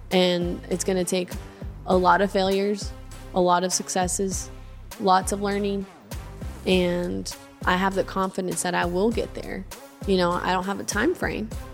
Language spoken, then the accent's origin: English; Arkadelphia, Arkansas, United States; also born or lived in Seattle, Washington; I was born in Seattle, Washington, raised in Arkadelphia, Arkansas